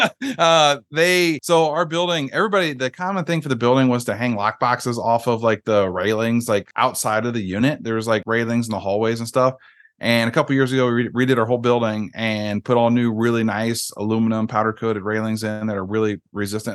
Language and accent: English; Iowa, United States; moved away; I'm from Iowa originally